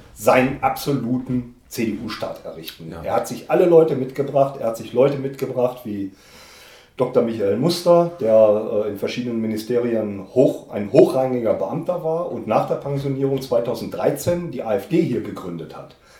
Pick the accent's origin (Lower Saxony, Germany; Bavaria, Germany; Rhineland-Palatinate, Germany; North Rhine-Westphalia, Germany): North Rhine-Westphalia, Germany; moved away as an adult; now in Saxony, Germany; ich bin ja mit ihm in Westfalen aufgewachsen